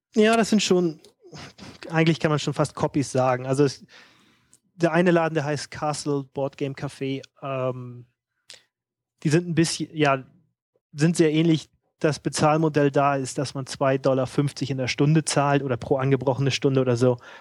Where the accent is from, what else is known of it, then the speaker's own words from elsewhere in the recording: Hamburg, Germany; moved away; ich komme ja aus Hamburg